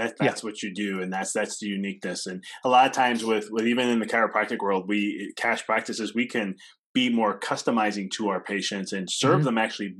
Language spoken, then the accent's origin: English; Illinois, United States; I'm a PT, because I come from Illinois.